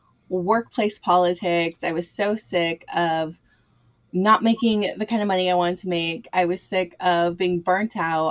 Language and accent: English; Southern California, United States; I am from Southern California.